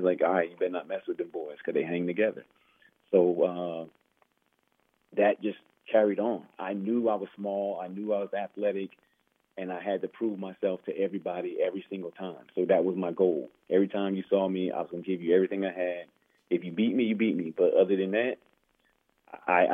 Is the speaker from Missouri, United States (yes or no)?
no; Roselle, New Jersey, United States; also born or lived in Newark, New Jersey; I moved to Roselle, New Jersey